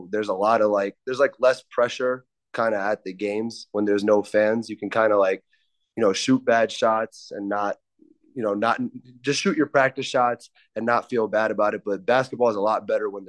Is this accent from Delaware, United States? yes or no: yes; Wilmington, Delaware, United States; I'm a senior from Wilmington, Delaware